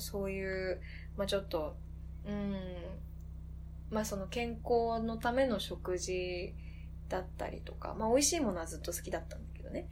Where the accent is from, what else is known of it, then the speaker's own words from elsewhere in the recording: Koganei, Tokyo, Japan; 私実家小金井なんだけど